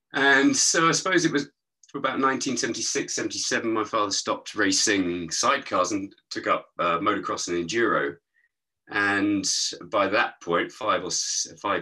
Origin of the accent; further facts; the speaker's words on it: East Molesey, South East England, United Kingdom; I was brought up in East Molesey down by the river